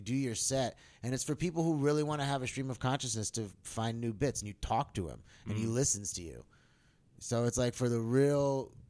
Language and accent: English; Albany, New York, United States; moved away as an adult; now in Los Angeles, United States; I'm from Albany, New York.